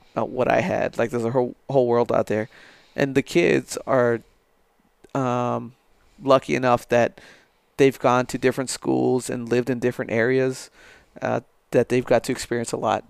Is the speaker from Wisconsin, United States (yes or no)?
no; El Paso, Texas, United States; moved away as an adult; now in San Angelo, United States; me growing up in, in El Paso